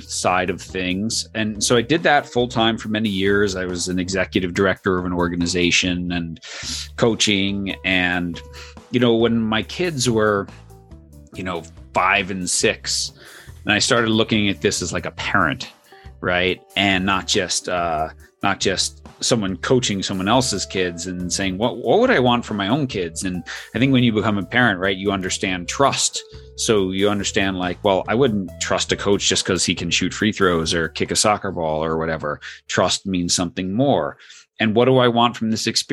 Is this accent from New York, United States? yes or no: yes; New York, United States; I grew up in New York